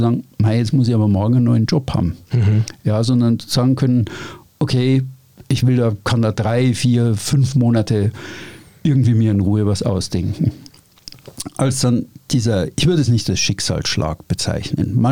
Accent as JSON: {"language": "German", "region": "Bavaria", "country": "Germany", "said": "Ich komme aus Oberbayern, ich bin immer an Seen gewesen, okay, soweit so gut. Ich bin ein Paddelboot gefahren, so."}